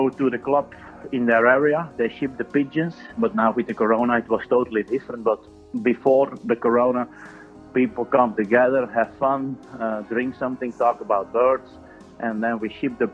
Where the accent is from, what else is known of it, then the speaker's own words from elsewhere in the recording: Ittigem, province of Antwerp, Flanders, Belgium; I'm from Ittigem, that's in the province of Antwerp in Belgium.